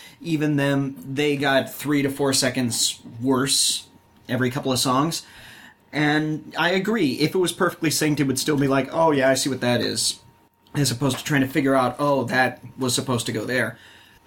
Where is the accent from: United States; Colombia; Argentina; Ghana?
United States; the South; now in Minnesota, United States; I grew up in the South